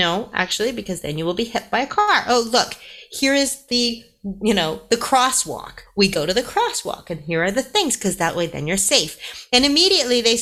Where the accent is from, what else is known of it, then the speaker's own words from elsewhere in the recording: Canada; moved away as an adult; now in United Kingdom; I'm Canadian